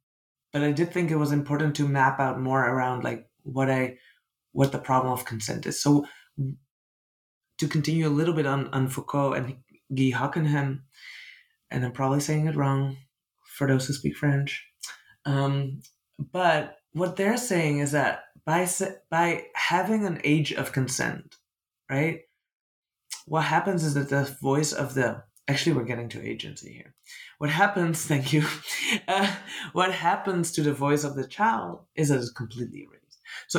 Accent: Netherlands; I'm from the Netherlands. I grew up in a deeply colonial country

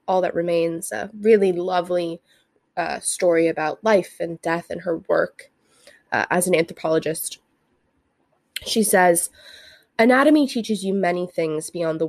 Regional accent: Santa Barbara, California, United States; I grew up in the Santa Barbara area

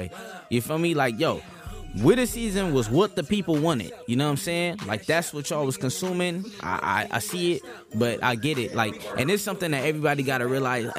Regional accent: West Coast, United States; I'm from the West Coast.

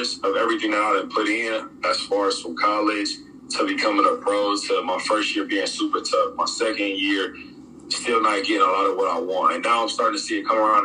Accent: United States; moved away as an adult; also born or lived in France; me being an American

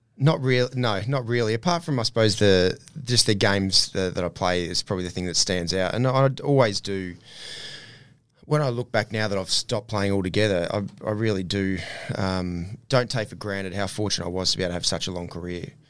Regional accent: Ipswich, Queensland, Australia; my environment that I grew up in, in around Ipswich, growing, growing up in Ipswich as well

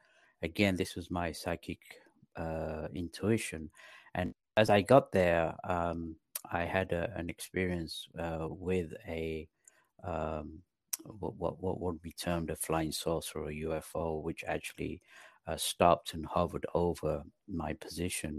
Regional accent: London, United Kingdom; moved away as an adult; also born or lived in Pakistan / north of England / Los Angeles, United States; now in North Carolina, United States; Then we moved to London when I was 10. I went to high school there

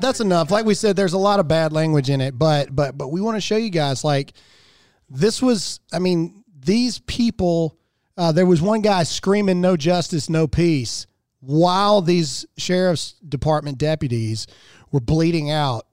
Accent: Mississippi, United States; I'm from Mississippi

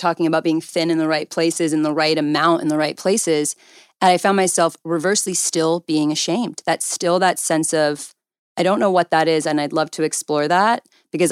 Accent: Calabasas, California, United States; I grew up in Calabasas, so I literally went to high school with, like, Kylie Jenner.

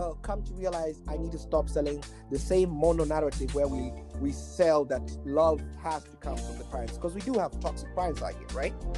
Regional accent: Nairobi, Kenya; now in Kansas, United States; I grew up in Kenya, right, Nairobi

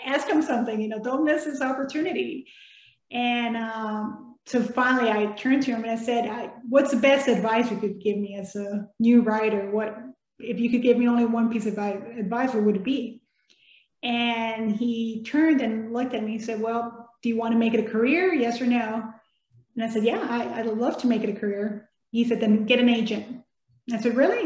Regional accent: Texas, United States; first language Spanish; English is a second language; moved away as an adult; also born or lived in Mexico / Biloxi, Mississippi; I was born in Mexico, of course, and moved to Texas

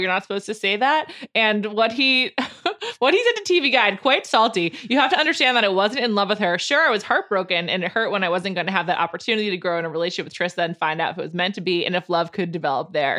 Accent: East Coast, United States; I was from the East Coast

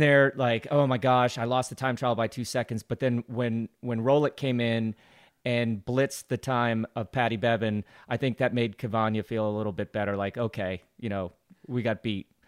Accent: United States; as an American

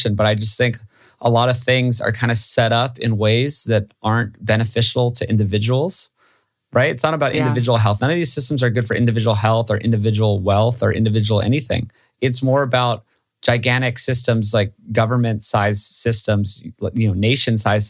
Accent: Hawaii, United States; I grew up in Hawaii.

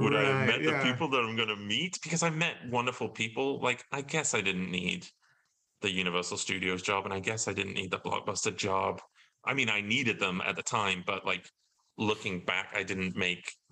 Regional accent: Alton Towers area, West Midlands, United Kingdom; moved away as an adult; also born or lived in London; I went to Alton Towers in my hometown

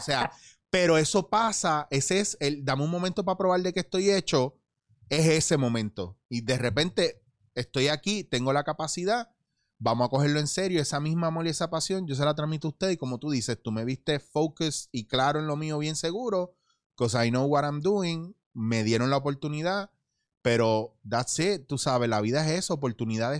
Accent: Puerto Rico; moved away as an adult; also born or lived in The Bronx, New York, United States / Barcelona, Spain; yo nací en Nueva York, me traen para Puerto Rico

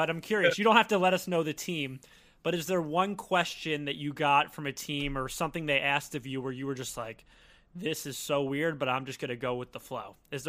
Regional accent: Philadelphia, Pennsylvania, United States; I'm from Philly, I'm an Eagles fan, diehard Eagles fan, essentially.

